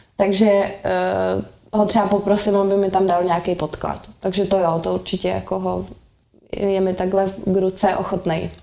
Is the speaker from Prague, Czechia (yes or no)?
yes; Prague, Czechia; also born or lived in London; já jsem z Prahy 6